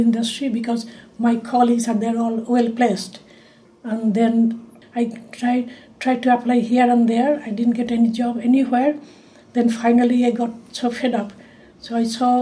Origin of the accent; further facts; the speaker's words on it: Kolkata, West Bengal, India; moved away as an adult; now in Wales, United Kingdom; I was born in Kolkata, India